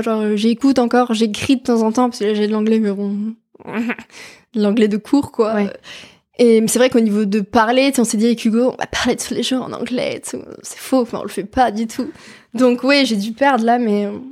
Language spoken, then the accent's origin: French; France